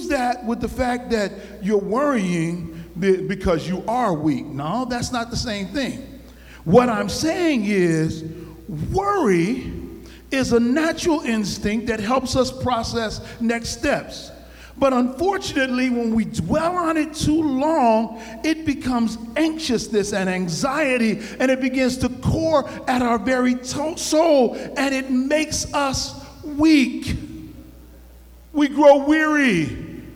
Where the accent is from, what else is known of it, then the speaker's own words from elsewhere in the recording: New Haven, Connecticut, United States; I grew up in New Haven in the Ashman Street Projects